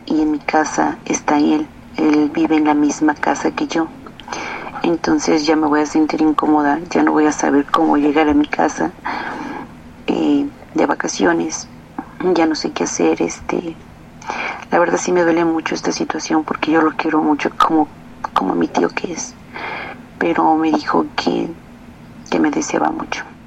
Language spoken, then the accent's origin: Spanish; Zacatecas, Mexico; moved away; cada año voy de visita a mi pueblo, Zacatecas